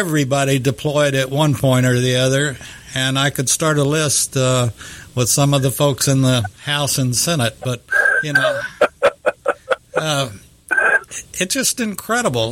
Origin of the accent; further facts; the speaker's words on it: Texas, United States; I'm a Texan